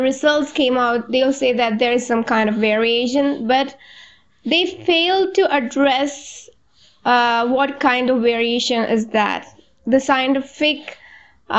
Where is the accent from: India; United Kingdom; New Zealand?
India; Malayalam-speaking, Kerala; first language Malayalam; English is a second language; Malayalam, that is in my native language